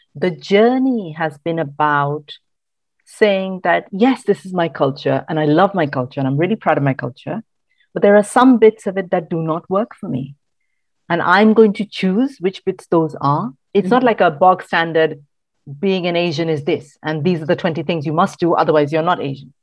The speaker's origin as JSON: {"language": "English", "town": "Mumbai", "region": "Maharashtra", "country": "India", "tie": "born or raised there", "also_born_or_lived": "Kerala / Bangalore", "moved": "as an adult", "lives_now": "United Kingdom", "said": "I grew up in Mumbai, which is, you know, big urban metropolis."}